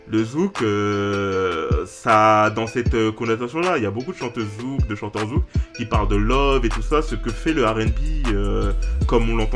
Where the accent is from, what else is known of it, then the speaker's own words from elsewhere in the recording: France; ouais, je suis français.